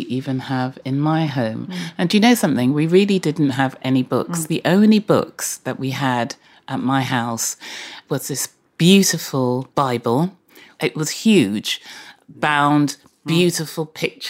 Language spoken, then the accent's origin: English; Bristol, South West England, United Kingdom; both Redland and Cheltenham Road Library were my local libraries because I was brought up in Redland